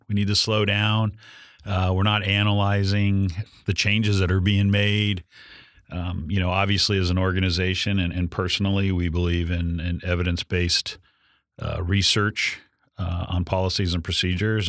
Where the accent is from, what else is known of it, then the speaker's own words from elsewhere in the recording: San Diego, California, United States; my hometown, San Diego